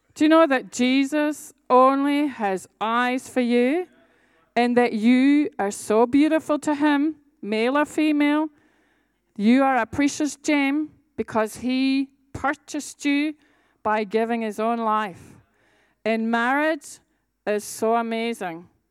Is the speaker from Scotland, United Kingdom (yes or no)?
yes; Scotland, United Kingdom; I'm a Scottish warrior